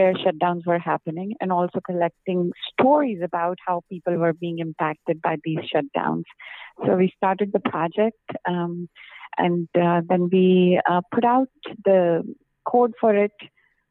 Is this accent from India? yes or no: yes; India; moved away as an adult; also born or lived in Europe / United States; I grew up in India